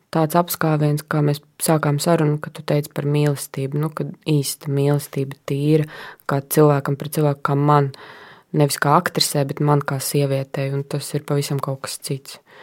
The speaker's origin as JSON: {"language": "Latvian", "region": "Latgale", "country": "Latvia", "moved": "as an adult", "lives_now": "Riga, Latvia", "said": "principā es nāku no Latgales, un man ir liela lauku māja pie meža"}